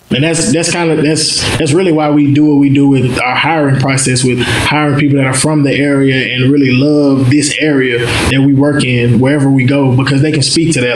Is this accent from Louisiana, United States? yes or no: yes; Mansfield, Louisiana, United States; also born or lived in Baton Rouge, Louisiana; I'm from North Louisiana, Mansfield. It's a real small place. You got one of everything: one high school, one McDonald's, one Walmart